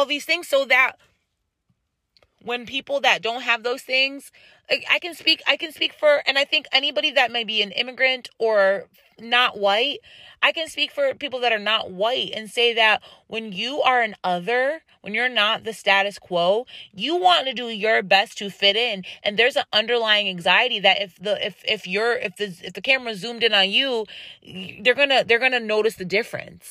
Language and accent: English; United States; I'm an American